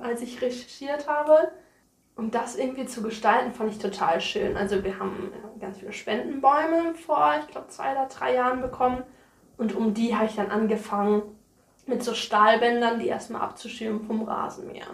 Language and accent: German; near Mainz, Rhineland-Palatinate, Germany; moved away as an adult; now in Niebüll, Germany; Ich komme aus der Nähe von Mainz, das ist in Rheinland-Pfalz